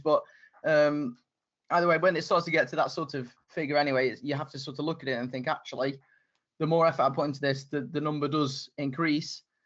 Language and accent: English; United Kingdom; my accent, the fact I'm from the UK